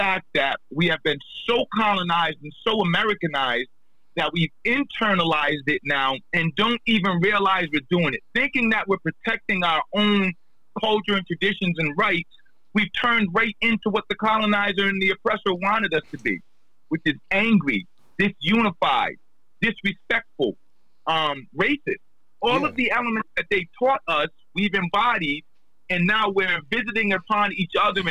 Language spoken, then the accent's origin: English; Narragansett, Rhode Island, United States; I'm a Nahigantan